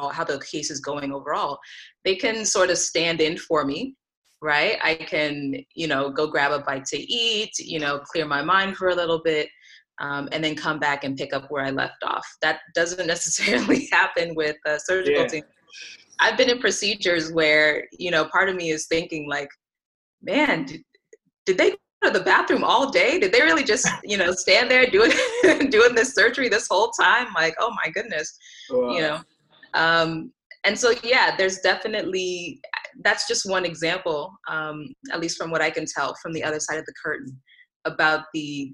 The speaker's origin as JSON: {"language": "English", "town": "Reno", "region": "Nevada", "country": "United States", "tie": "born or raised there", "also_born_or_lived": "Lagos, Nigeria", "said": "I moved to Reno, Nevada when I was 4 years old"}